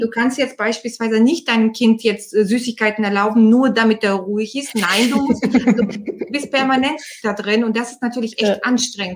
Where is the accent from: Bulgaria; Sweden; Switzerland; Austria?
Bulgaria; now in Germany; ich bin Bulgarin ursprünglich. Ich bin seit 91 in Deutschland